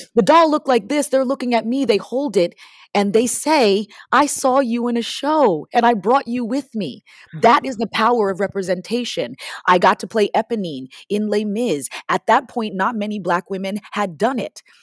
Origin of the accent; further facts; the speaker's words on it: Parsippany, New Jersey, United States; moved away as an adult; also born or lived in Washington, D.C. / Maryland; I started doing musical theater at this little place in my hometown called All Children's Theater in Parsippany, New Jersey